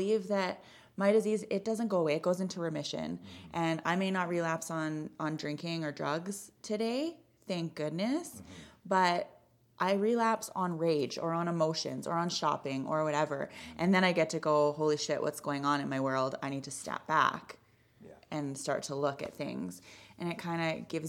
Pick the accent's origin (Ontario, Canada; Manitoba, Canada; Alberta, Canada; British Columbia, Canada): British Columbia, Canada; Kelowna; moved away as an adult; now in Calgary, Canada; I grew up in BC. I'm originally from Kelowna